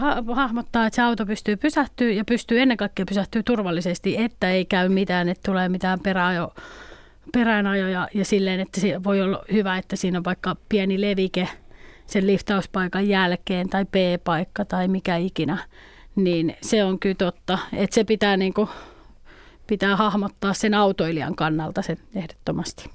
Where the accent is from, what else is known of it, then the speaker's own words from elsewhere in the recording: Nakkila, Satakunta, Finland; also born or lived in Pori; Mä oon Nakkilasta kotoisin